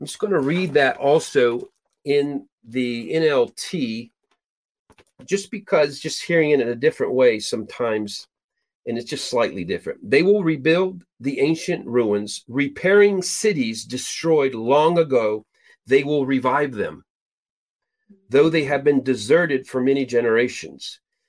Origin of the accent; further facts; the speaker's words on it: Peru; Literally, I was born and raised in Peru, South America. My parents were missionaries there.